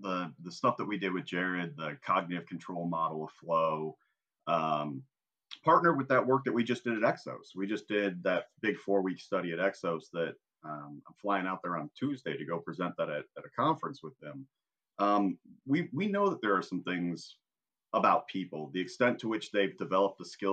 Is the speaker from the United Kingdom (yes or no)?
no; Indiana, United States; I'm from Indiana